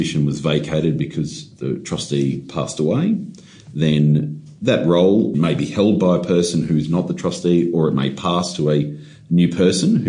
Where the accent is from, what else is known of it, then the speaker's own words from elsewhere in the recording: Queensland, Australia; I'm from Queensland